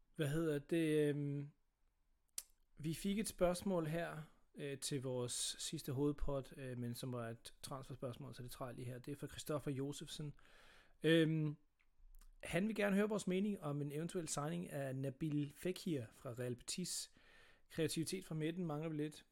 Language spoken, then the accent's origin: Danish; Sønderborg, Southern Denmark, Denmark; jeg er født på Sønderborg, øh, hospital